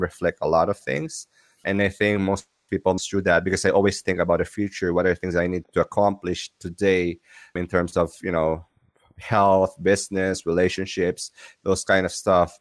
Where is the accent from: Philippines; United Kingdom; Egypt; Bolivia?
Philippines; I'm from Philippines